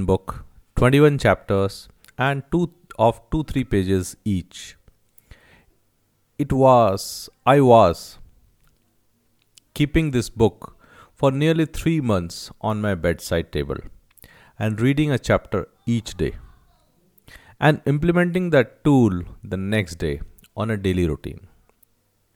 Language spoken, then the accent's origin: English; Rajasthan, India; I'm from Rajasthan